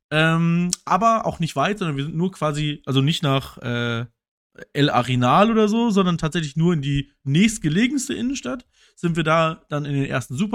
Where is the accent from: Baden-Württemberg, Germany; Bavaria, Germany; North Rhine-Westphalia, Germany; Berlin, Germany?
Berlin, Germany